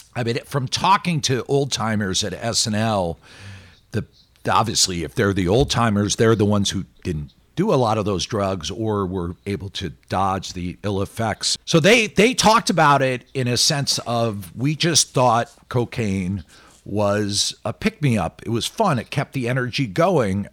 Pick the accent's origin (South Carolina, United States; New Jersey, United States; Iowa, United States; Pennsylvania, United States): Pennsylvania, United States; Philadelphia; Philadelphia, which is my hometown